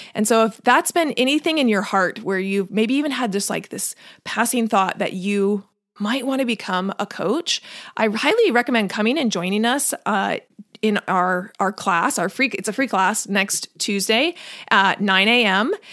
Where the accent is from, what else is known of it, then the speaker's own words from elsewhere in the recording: Washington, United States; also born or lived in North Carolina; now in California, United States; I grew up in Washington